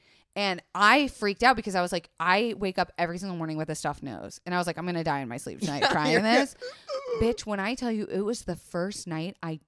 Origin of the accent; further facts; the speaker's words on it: Florida, United States; It's okay, I grew up in Florida.